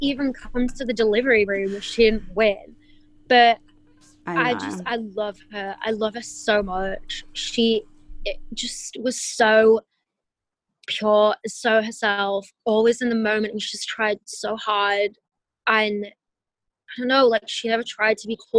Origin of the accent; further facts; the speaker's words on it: England, United Kingdom; now in United States; where I'm from and my family's from there